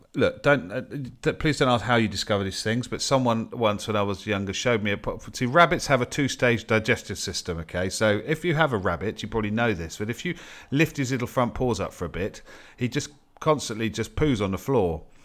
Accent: United Kingdom; as a Brit

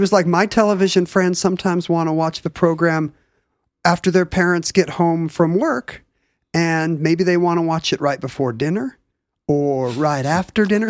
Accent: Seattle, Washington, United States; from Northeast Seattle where I was watching it

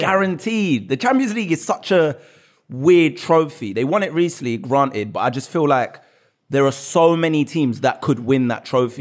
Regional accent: London, United Kingdom; I was born in Tottenham. My dad grew up his whole life in Tottenham, pretty much. So basically my whole life

